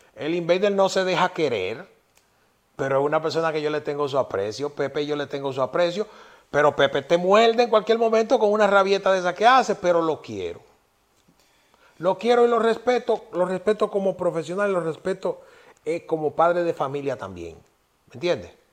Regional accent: Yaguate, San Cristóbal, Dominican Republic; yo soy de un campo, de un pueblecito que se llama Yaguate

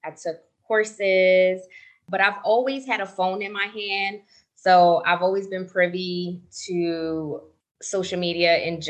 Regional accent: New Jersey, United States; now in Las Vegas, United States; I'm based out of Las Vegas, Nevada, but I'm originally from New Jersey in the States.

